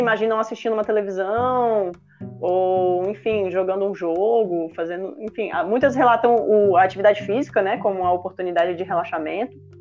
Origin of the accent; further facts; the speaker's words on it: Brasília, Federal District, Brazil; eu sou de Brasília, né? Eu moro aqui